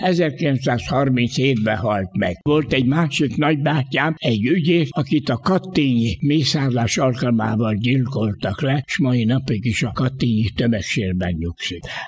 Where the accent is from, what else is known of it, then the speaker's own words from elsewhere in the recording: Budapest, Hungary; Hát ott laktunk, ott születtünk, most is ebbe az utcába lakok